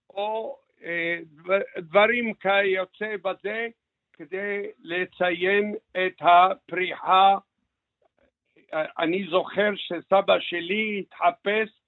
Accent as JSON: {"language": "Hebrew", "country": "Morocco", "moved": "yes", "lives_now": "Israel", "said": "אצלנו במרוקו"}